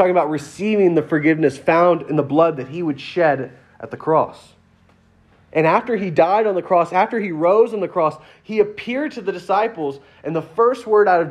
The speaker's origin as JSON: {"language": "English", "region": "Louisiana", "country": "United States", "said": "I'm from Louisiana"}